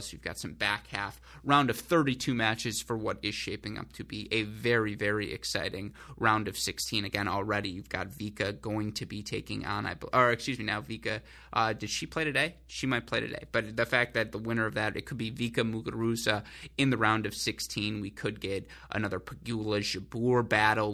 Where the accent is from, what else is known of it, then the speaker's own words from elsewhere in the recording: Southeast Michigan, United States; I grew up in Southeast Michigan